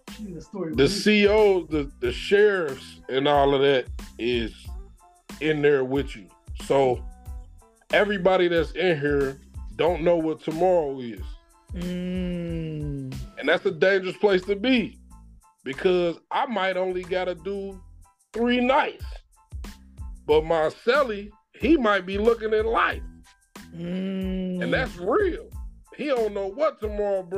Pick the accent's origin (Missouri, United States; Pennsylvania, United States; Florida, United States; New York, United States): New York, United States; Westchester; now in Ohio, United States; we grew up in Westchester, but really, we grew up in One of the Hills